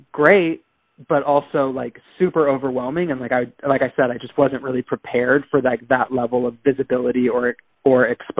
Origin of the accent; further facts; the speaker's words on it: Bangkok, Thailand; because I grew up primarily in Bangkok, you know, but I am not a Thai national. I'm not of Thai descent.